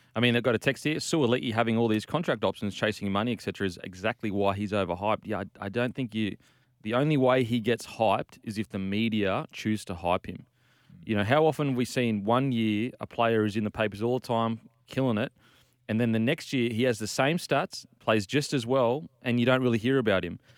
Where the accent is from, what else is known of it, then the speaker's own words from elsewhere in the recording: Queensland, Australia; I'm from Queensland